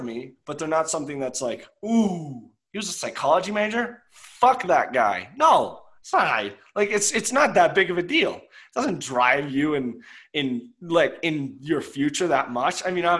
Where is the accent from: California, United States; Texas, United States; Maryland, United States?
Maryland, United States; Chevy Chase; I'm from Chevy Chase. I am 6'4".